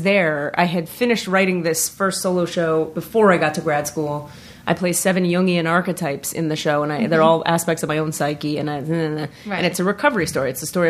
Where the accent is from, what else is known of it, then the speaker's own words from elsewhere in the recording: Miami, Florida, United States; moved away as an adult; also born or lived in New York / Northern California; I'm from Miami, Florida.